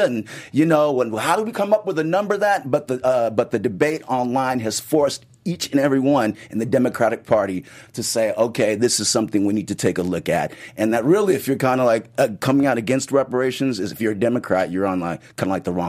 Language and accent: English; Los Angeles, California, United States; Born and raised in L.A., city boy.